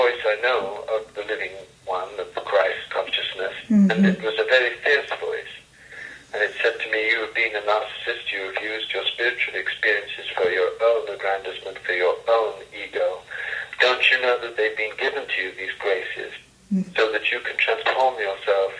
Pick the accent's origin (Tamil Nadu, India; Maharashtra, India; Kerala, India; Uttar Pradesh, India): Tamil Nadu, India; Coimbatore; moved away; my father was dying in Coimbatore, the place where I was born in South India